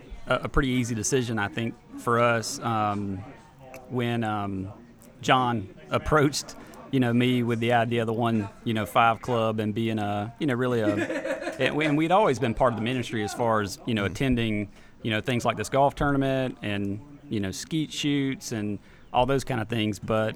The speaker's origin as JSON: {"language": "English", "town": "Spartanburg", "region": "South Carolina", "country": "United States", "said": "We are from Spartanburg, South Carolina. We have gone to church with the director of Impact Sports for 20-plus years"}